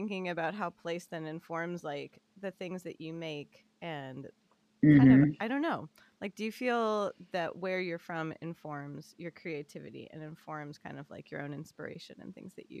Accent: Los Angeles, California, United States; I'm from Los Angeles and I still live here and like travel around California a lot.

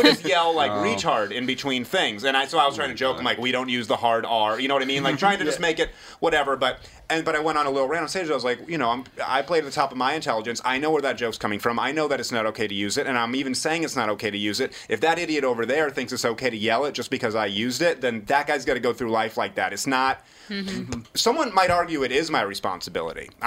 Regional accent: New Hampshire, United States; moved away; when I was a kid growing up in New Hampshire

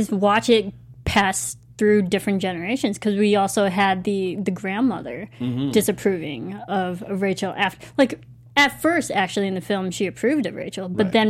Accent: United States; I am Asian American, but I was raised in the American culture.

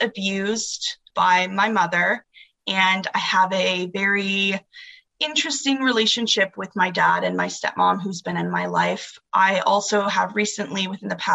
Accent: Arizona, United States; I'm from Arizona. My mom lived here in Arizona up until I was the age of 9

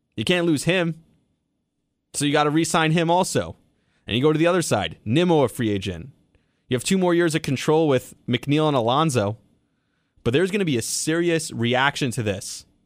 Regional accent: New York, United States; as a New Yorker

